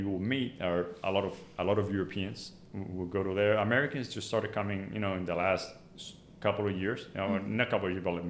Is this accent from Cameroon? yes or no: no; Cartagena, Bolívar, Colombia; English is a second language; moved away as an adult; now in United States; I was born and raised in Cartagena, which is one of the main cities of Colombia. It's located in the Caribbean coast in the northwestern part of the country. Mm-hmm. And it's a coastal town, grew up on the beach